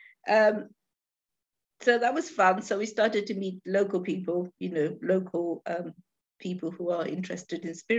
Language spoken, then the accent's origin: English; London, United Kingdom; now in Newport, United Kingdom; We come from London, and so when we saw this little piece in a magazine, a lineage, it said lighthouse in Newport, and we didn't even know where Newport was.